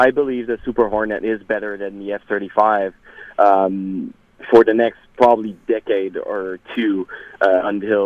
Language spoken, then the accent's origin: English; Canada; as a Canadian veteran and as a defense analyst